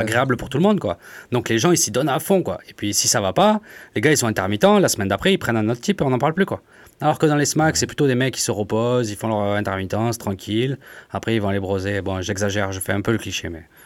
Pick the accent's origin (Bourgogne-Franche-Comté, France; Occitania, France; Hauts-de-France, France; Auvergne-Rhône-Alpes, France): Occitania, France; Montpellier; je suis de Montpellier aussi